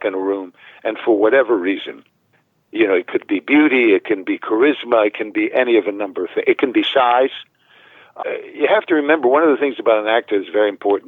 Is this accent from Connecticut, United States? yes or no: yes; New Haven, Connecticut, United States; growing up in New Haven